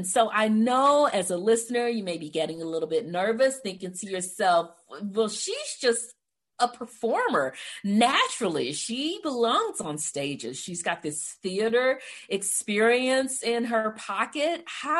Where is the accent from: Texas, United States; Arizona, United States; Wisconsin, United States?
Texas, United States; Livingston; I grew up in a place called Livingston, Texas